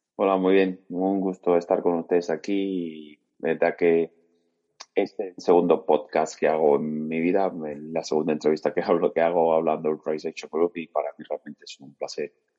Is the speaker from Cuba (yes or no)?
yes; Cuba; moved away as an adult; now in Spain; yo soy médico cubano, formado en Cuba